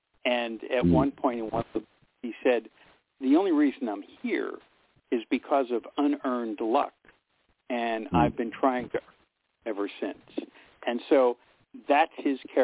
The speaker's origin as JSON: {"language": "English", "town": "Pittsburgh", "region": "Pennsylvania", "country": "United States", "tie": "born or raised there", "moved": "yes", "said": "my hometown of Pittsburgh"}